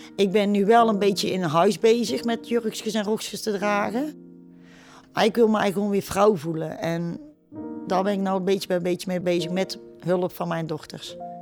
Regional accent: Etten-Leur, North Brabant, Netherlands; Ik ben opgegroeid in Etteleur.

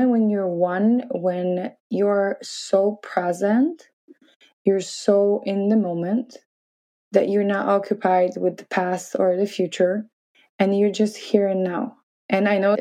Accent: Poland; moved away as an adult; also born or lived in New York City, United States; So Poland is a little bit different than America. We are not that open and we're coming from Catholic

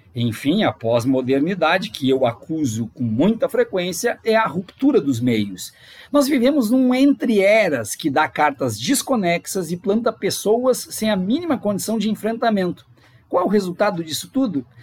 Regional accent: Brazil; born or raised there

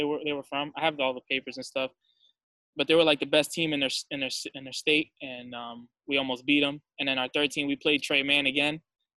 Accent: Boston, Massachusetts, United States; our rival school here in Boston.

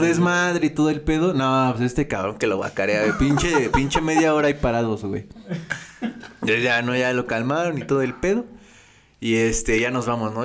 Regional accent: State of Mexico, Mexico; Nosotros somos del Estado de México

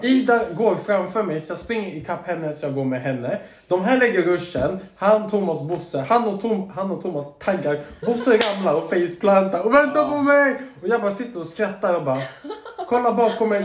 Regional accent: Stockholm, Stockholm County, Sweden; now in Södertälje, Sweden; jag är uppvuxen i Hägersten, vilket är mycket finare områden än Södertälje

